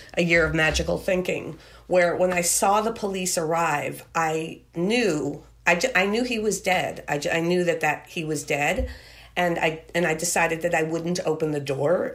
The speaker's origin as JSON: {"language": "English", "town": "Merrick", "region": "New York", "country": "United States", "tie": "born or raised there", "said": "I grew up in Merrick"}